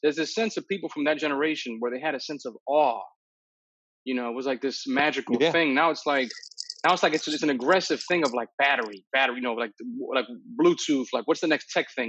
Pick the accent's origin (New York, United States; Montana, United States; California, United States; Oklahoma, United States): New York, United States; New York City; I'm a New Yorker from the Bronx, and I took the subways